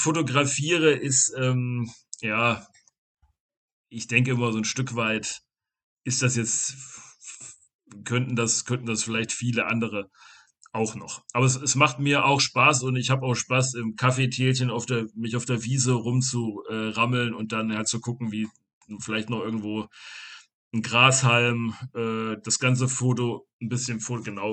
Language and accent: German; Rotenburg an der Fulda, Hesse, Germany; Rotenburg an der Fulda, das ist meine Heimat